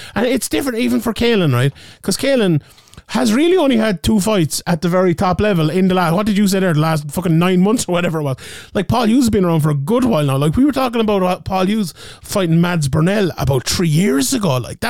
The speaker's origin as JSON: {"language": "English", "country": "Ireland", "said": "we're a little bit biased being Irish"}